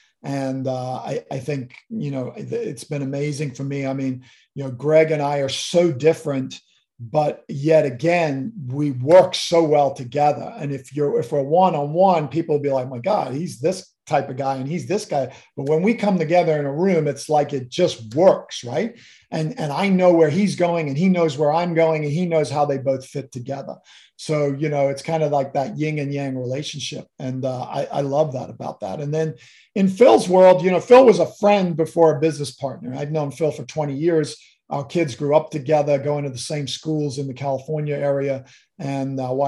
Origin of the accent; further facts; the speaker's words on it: Kenya; You know, growing up in Kenya as a kid, my dad used to take me to these watering holes on Saturday mornings, jump in the truck and Land Rover and go out into a safari park.